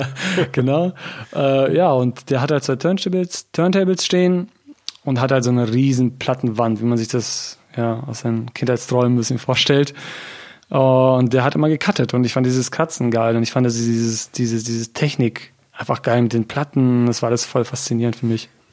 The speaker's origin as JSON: {"language": "German", "town": "Hann. Münden", "region": "Lower Saxony", "country": "Germany", "moved": "yes", "lives_now": "Göttingen, Germany", "said": "ich komme ursprünglich aus Hannmünden"}